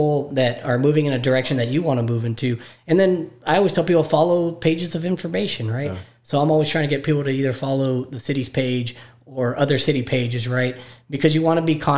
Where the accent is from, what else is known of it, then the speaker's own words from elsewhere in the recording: McAllen, Texas, United States; also born or lived in Baltimore, Maryland / Austin, Texas; I was born in Baltimore, but I was born in 1980, and my father moved here in 1982. So basically consider myself a McAllen native. Went to school here